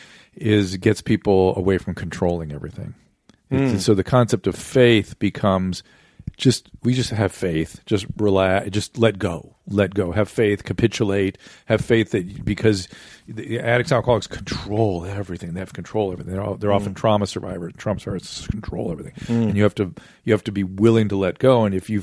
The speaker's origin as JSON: {"language": "English", "town": "Pasadena", "region": "California", "country": "United States"}